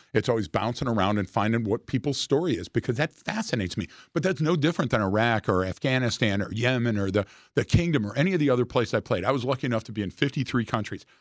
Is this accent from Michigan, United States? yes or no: yes; Detroit, Michigan, United States; I'm from Detroit